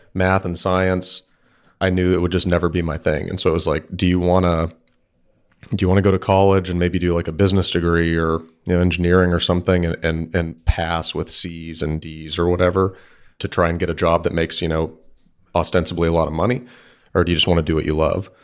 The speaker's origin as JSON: {"language": "English", "town": "Bellaire", "region": "Texas", "country": "United States", "said": "Houston, Texas, or Bel Air, Texas specifically"}